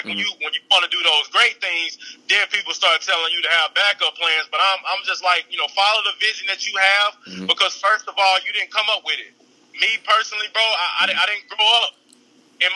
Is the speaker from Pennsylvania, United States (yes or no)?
no; Redwater, Texas, United States; also born or lived in Texarkana, Texas; I grew up actually in a small town of Redwater, Texas, 15 miles away from Texarkana